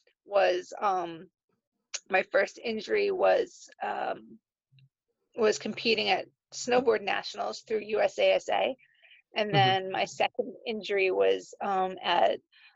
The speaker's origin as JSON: {"language": "English", "town": "Danvers", "region": "Massachusetts", "country": "United States", "also_born_or_lived": "Ireland", "said": "I'm from Danvers, Massachusetts, and I spend about half my time in Ireland."}